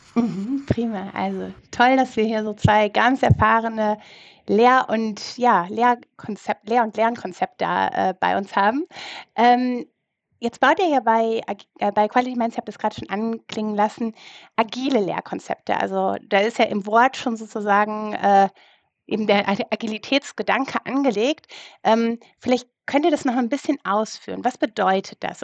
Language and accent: German; Rhineland, Germany; für mich als Rheinländerin